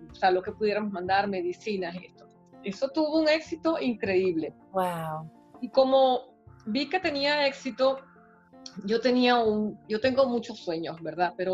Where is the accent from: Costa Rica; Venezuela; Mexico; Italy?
Venezuela; moved away; que nosotros salimos de Venezuela, bueno, yo salí en una época en que no estaban las cosas tan malas, salí por otras razones, ¿verdad? Pero soy inmigrante también y creo que nosotros estamos aprendiendo muchísimo, los venezolanos estamos educándonos